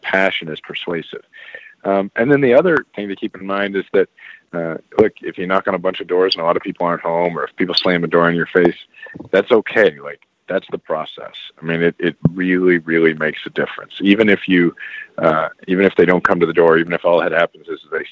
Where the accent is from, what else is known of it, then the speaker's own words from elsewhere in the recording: Kansas City, Missouri, United States; I'm actually from Kansas City, Missouri